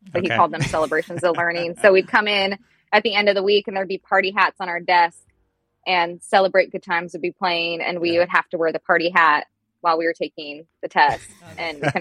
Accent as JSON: {"language": "English", "region": "Oregon", "country": "United States", "tie": "born or raised there", "said": "I live in Oregon. So I'm from the Pacific Northwest. I'm a true Oregonian. I was born and bred here. I'm not a transplant"}